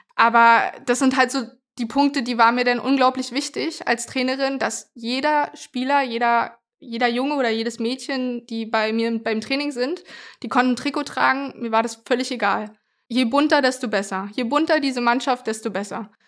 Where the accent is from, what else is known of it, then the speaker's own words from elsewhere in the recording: Berlin, Germany; ich bin in, im Köpenicker Raum groß geworden